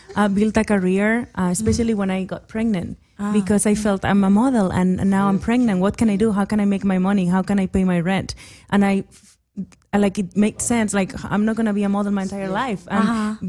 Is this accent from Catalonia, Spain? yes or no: yes; Barcelona, Catalonia, Spain; English is a second language; moved away as an adult; now in United States; I'm from Barcelona